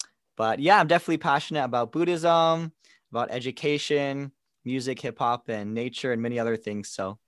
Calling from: Chandler, Arizona, United States; I'm joining in today from Chandler, Arizona, where I've been living for the past 3 years.

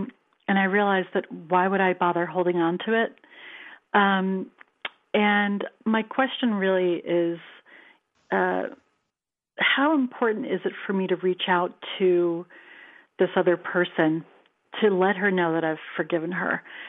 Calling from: California, United States; from California.

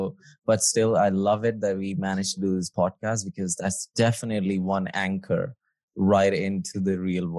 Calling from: New Cross, London, United Kingdom; So I'm speaking from New Cross. It's pretty close to the University of Greenwich.

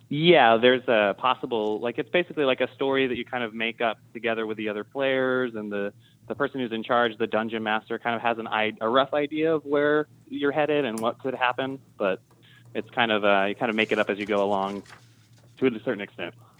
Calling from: Dripping Springs, Texas, United States; I'm calling from Dripping Springs outside of Austin, Texas

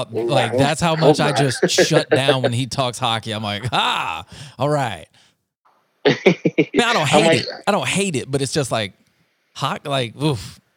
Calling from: Leander, Texas, United States; Well, right now I'm calling you from Leander, Texas, but we claim Austin because it's just like 25-minute drive. I'm basically in the suburbs of Austin.

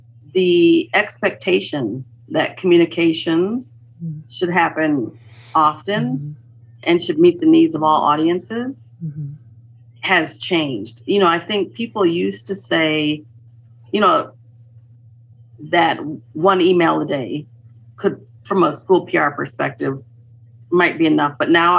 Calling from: Minneapolis, Minnesota, United States; I am joining you from Minneapolis, Minnesota.

